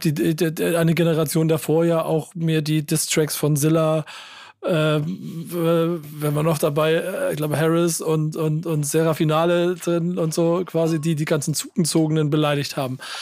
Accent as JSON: {"language": "German", "region": "Hamburg", "country": "Germany", "tie": "born or raised there", "said": "ich bin Hamburger, gebürtiger Hamburger"}